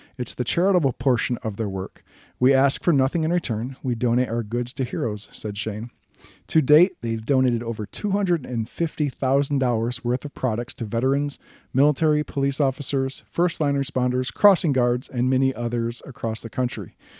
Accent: Wisconsin, United States; I'm from Wisconsin.

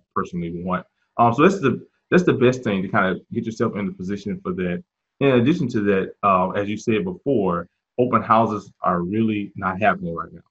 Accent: Mississippi, United States; now in Charlotte, United States; I'm originally from uh, Mississippi, uh, mm so uh, came to Charlotte um, several years back

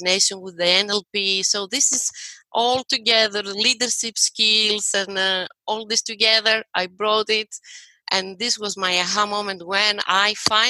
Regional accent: Greece; moved away as an adult; now in United States; I'm from Greece originally, and I'm here in the USA the last 2 years and a half

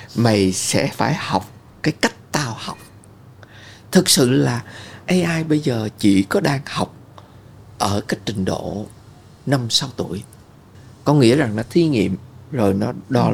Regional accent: Vietnam; tôi lớn lên ở Việt Nam

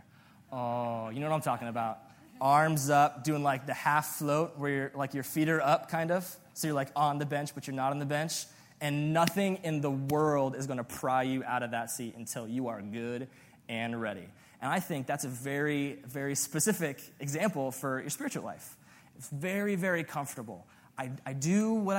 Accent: Las Vegas, Nevada, United States; I'm from Vegas

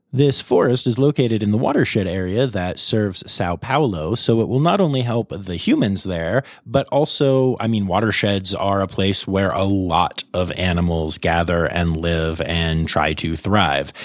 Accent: Pennsylvania, United States; my home state of Pennsylvania, where I have not been in over two months

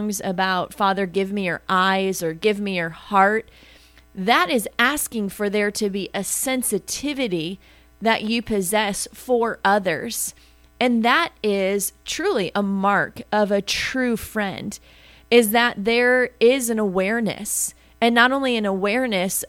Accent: Wisconsin, United States; I grew up in Wisconsin

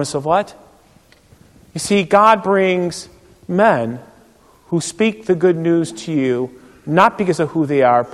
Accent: Euclid, Ohio, United States; moved away as an adult; also born or lived in River Forest, Illinois / East Peoria, Illinois; I grew up in Euclid, Ohio, and I went to Shorehaven Lutheran Church

